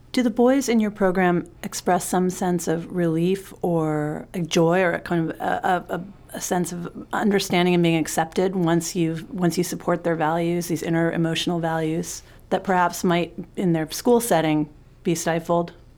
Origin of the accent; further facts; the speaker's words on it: New York City, New York, United States; I grew up in New York City in the seventies and the eighties